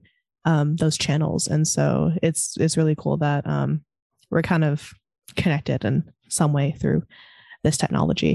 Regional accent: Pacific Grove, California, United States; I'm originally from Monterey

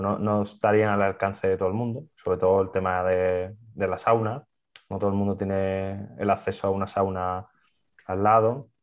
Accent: Seville, Andalusia, Spain; gente que somos de Sevilla

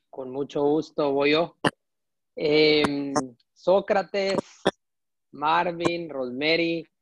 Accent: Guatemala; now in New York, United States; yo soy un guatemalteco aquí en Nueva York

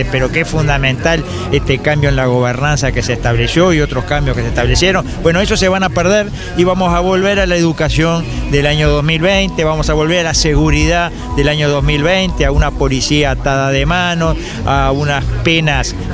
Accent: Uruguay; los que vamos a ser afectados somos todos los uruguayos de todos los partidos políticos

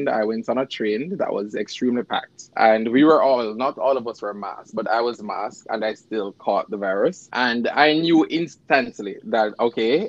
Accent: Jamaica; moved away as an adult; now in New York, United States; I'm from New York, originally from Jamaica

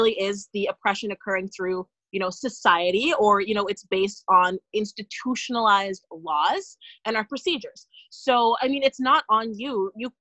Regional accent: Ontario, Canada; I grew up in Ontario

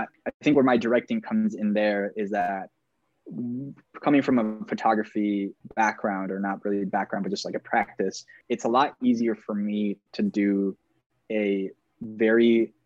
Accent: Maracaibo, Zulia, Venezuela; now in Minneapolis, United States; I'm originally from Maracaibo, Venezuela, currently based in Minneapolis, Minnesota, but also in New York City.

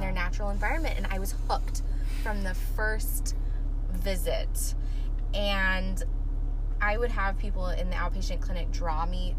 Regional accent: Gilbert, Arizona, United States; moved away as an adult; also born or lived in Omaha, Nebraska; now in Tucson, United States; From Arizona, Gilbert.

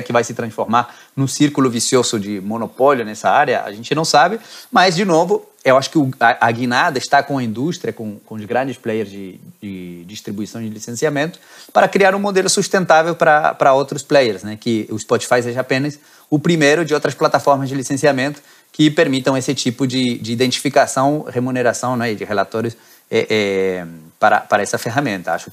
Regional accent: Argentina; now in Rio de Janeiro, Brazil; eu que sou argentino

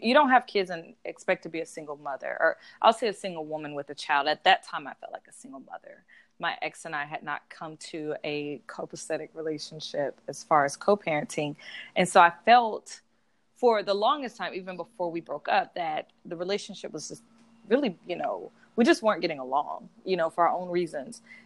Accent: South Georgia, United States; moved away as an adult; now in Atlanta, United States; I'm from Georgia. I'm from South Georgia

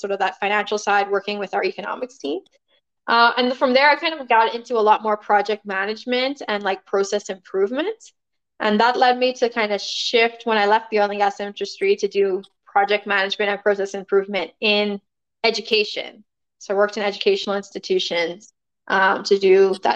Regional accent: Nassau, New Providence, Bahamas; moved away as an adult; also born or lived in Montreal, Canada; I was born and raised in Nassau, Bahamas. So I spent all of my elementary and high school there, and then moved to Canada

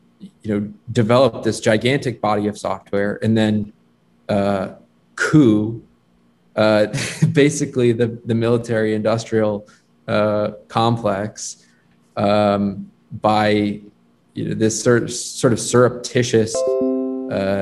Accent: Fairfield County, Connecticut, United States; I'm from Connecticut, Fairfield County

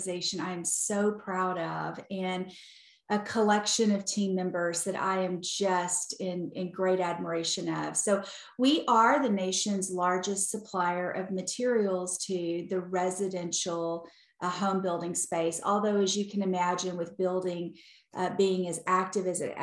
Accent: Palestine, Texas, United States; But I was born and raised in East Texas in a little town called Palestine

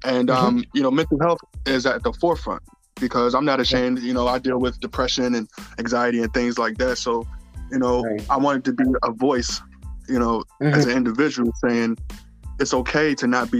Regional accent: Washington, District of Columbia, United States; also born or lived in North Carolina; now in Baltimore, United States; I'm originally from Washington, D.C.

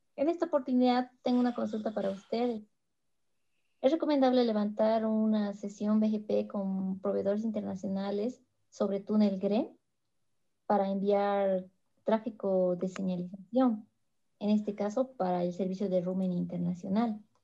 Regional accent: Bolivia; soy de Bolivia

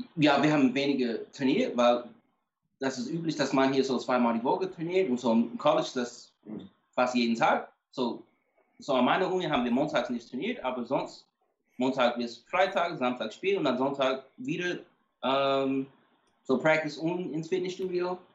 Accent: Atlanta, Georgia, United States; ich komme aus Atlanta, so ich bin automatisch so Fan von, äh, von den Atlanta Falcons

